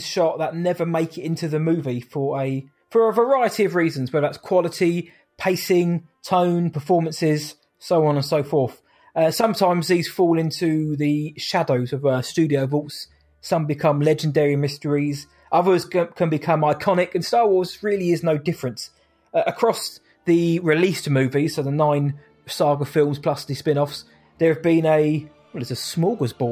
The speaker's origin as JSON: {"language": "English", "region": "England", "country": "United Kingdom", "said": "I'm English"}